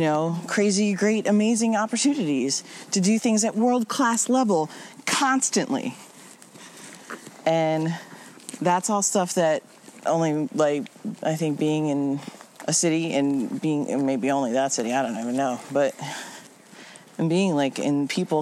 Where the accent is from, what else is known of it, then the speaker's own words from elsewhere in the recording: New York City, New York, United States; growing up in New York and Brooklyn.